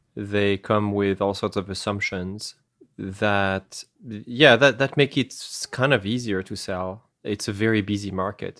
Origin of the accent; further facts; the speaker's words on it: France; accent: French; English is a second language; moved away; I have an accent because I come from France. I'm originally from France